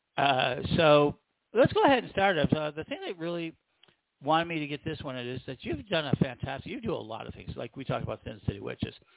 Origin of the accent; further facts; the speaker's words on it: Chicago, Illinois, United States; I'm from Chicago